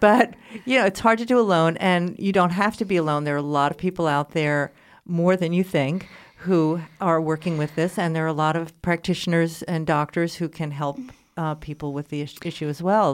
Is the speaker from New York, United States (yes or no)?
yes; New York City, New York, United States; moved away; I was just back in, in New York City, my hometown